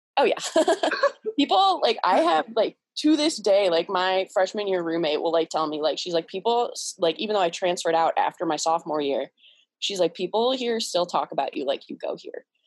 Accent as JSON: {"language": "English", "town": "Cleveland", "region": "Ohio", "country": "United States", "tie": "born or raised there", "said": "I'm from Cleveland, Ohio. Um, I've lived here my whole life"}